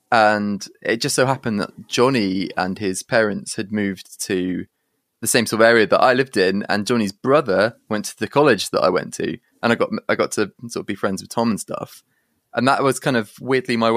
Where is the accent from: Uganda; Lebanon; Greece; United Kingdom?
United Kingdom; Guildford, South East England; born there; So I was born in in Surrey, like Guildford and then um, we moved